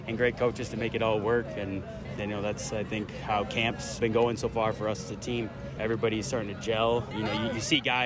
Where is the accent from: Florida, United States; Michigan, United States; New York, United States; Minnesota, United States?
Minnesota, United States; moved away; I grew up in Minnesota